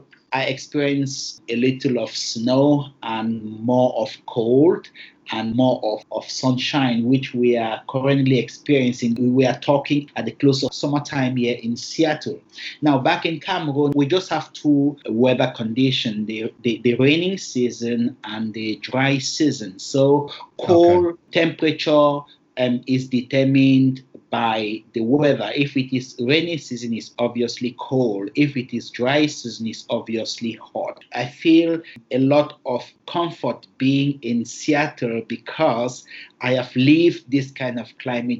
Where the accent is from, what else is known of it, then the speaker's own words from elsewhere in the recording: Bangui, Central African Republic; also born or lived in Tumbal; I was born in Bengui, and Bengui is heavily Catholic as opposed to Protestants. Okay, this is Bengui where I grew up at one moment.